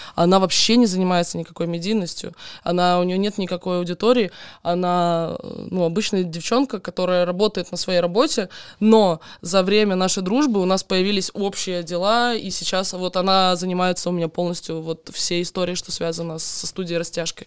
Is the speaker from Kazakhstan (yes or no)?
no; Donetsk Oblast, Ukraine; moved away as an adult; also born or lived in Crimea; now in Moscow, Russia; Я украинка, я родилась, короче, я родилась на Украине, я выросла в Донецкой области